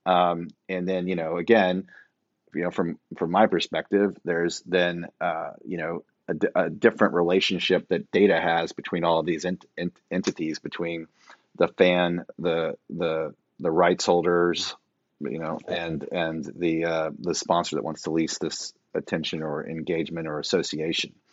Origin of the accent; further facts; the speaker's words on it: Fort Worth, Texas, United States; my hometown of Fort Worth, Texas